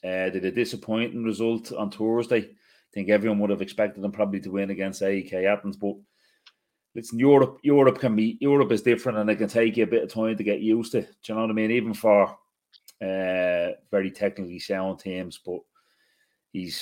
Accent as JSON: {"language": "English", "country": "Ireland", "said": "being Irish"}